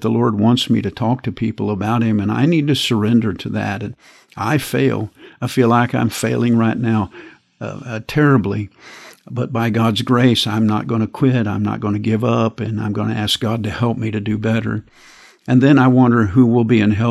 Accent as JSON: {"language": "English", "country": "United States", "said": "I'm an American, and I live in this country"}